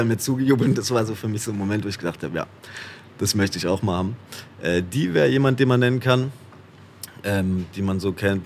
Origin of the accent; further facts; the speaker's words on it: Haslach im Kinzigtal, Baden-Württemberg, Germany; Wirklich komme ich aus Hassler im Kinzigtal äh, im schönen Schwarzwald äh, in Baden-Württemberg aus Deutschland